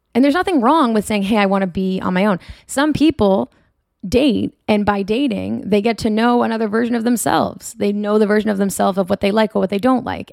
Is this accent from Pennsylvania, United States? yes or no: no; Marblehead, Massachusetts, United States; moved away as an adult; also born or lived in Portsmouth, New Hampshire / North Boston area; now in California, United States; I'm from Marblehead, Massachusetts. It is idyllic to say the least. It's beautiful.